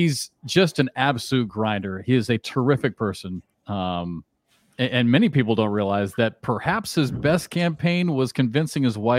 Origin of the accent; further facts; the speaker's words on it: Iowa, United States; moved away as an adult; also born or lived in Kansas; I grew up in Iowa, and I could have easily gone to a small school in Iowa